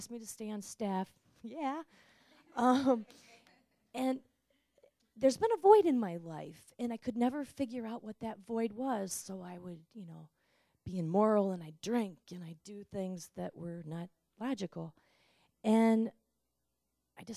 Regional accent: Ann Arbor, Michigan, United States; I'm from Ann Arbor, Michigan, and I was born and raised Catholic

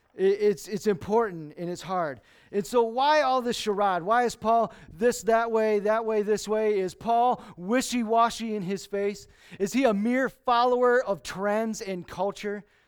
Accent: Lansing, Michigan, United States; moved away; I was born and raised in Lansing.

